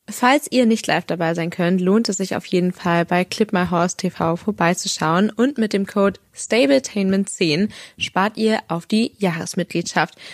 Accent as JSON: {"language": "German", "region": "Northern Germany", "country": "Germany", "said": "Für uns als Norddeutsche ist das Hamburger Derby natürlich so oder so ein Highlight."}